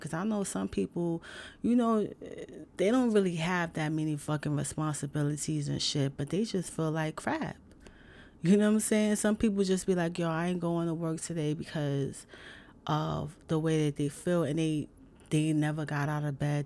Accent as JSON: {"language": "English", "town": "New York City", "region": "New York", "country": "United States", "said": "I'm from the big city I'm from New York City"}